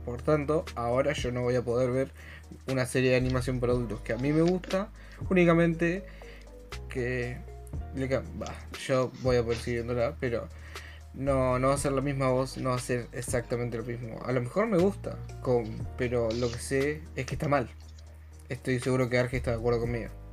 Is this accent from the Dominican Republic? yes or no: no; Argentina; yo soy argentino, solo puedo hacer cosas de argentino